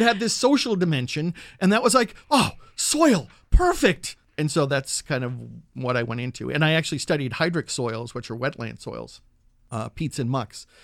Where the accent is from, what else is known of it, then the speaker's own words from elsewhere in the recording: New England, United States; now in Berkeley, United States; I'm from New England, and my backyard used to be the cranberry bogs and the red maple swamps